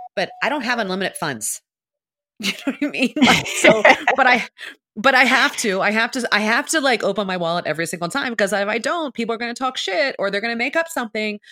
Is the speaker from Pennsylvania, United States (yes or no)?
yes; Philadelphia, Pennsylvania, United States; I'm from Philly